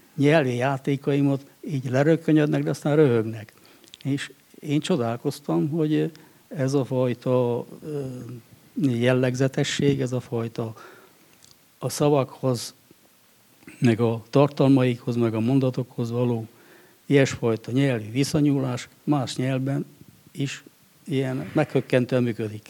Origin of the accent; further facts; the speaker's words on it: Székely Land, Romania; also born or lived in Cristuru Secuiesc; én egy természeti népnek a területén születtem, a székelységben